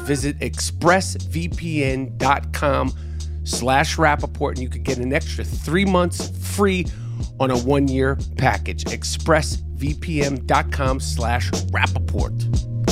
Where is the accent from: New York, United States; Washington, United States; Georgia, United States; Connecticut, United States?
New York, United States; New York City; as a New Yorker